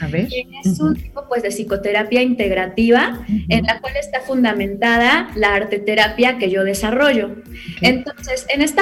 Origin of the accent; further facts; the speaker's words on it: Puebla, Mexico; Yo soy poblana y pues actualmente radico también aquí en la ciudad de Puebla.